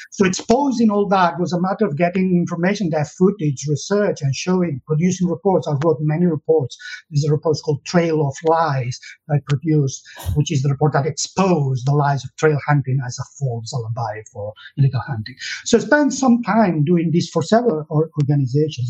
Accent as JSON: {"language": "English", "region": "Catalonia", "country": "Spain", "tie": "born or raised there", "second_language": "English", "moved": "as an adult", "lives_now": "United Kingdom", "said": "I was born in Catalonia, in the south of uh, Europe, uh, and in the 60s"}